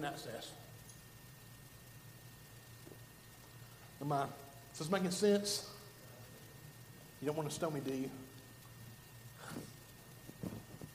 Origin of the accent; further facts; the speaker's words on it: Alabama, United States; I'm from Alabama